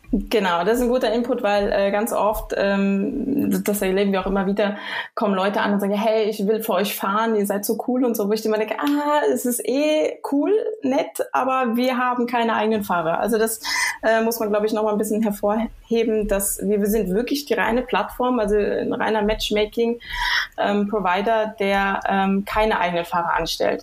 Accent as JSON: {"language": "German", "area": "near Frankfurt", "region": "Hesse", "country": "Germany", "tie": "born or raised there", "also_born_or_lived": "Düsseldorf", "moved": "yes", "lives_now": "Switzerland", "said": "geboren in Düsseldorf, aber aufgewachsen in der Nähe von Frankfurt"}